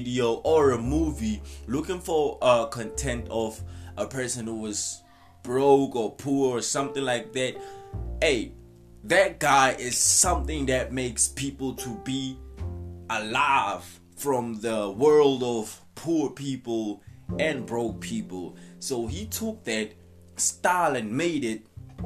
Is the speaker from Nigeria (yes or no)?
no; South Africa; I'm from South Africa too.